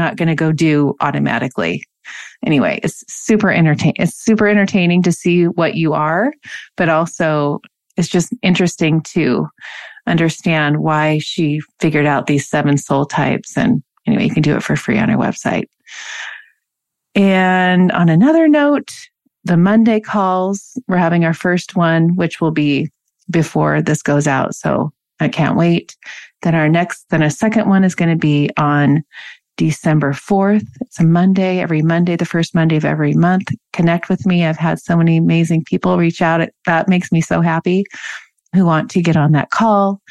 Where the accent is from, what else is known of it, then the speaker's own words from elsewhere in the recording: Washington, United States; I grew up in Washington